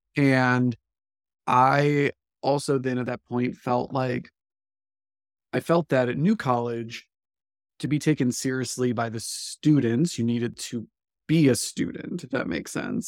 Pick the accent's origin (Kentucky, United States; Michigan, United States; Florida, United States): Florida, United States; Live Oak; I came to New College from Live Oak, Florida, which is a small sort of culturally, I think of it as a southern Georgia town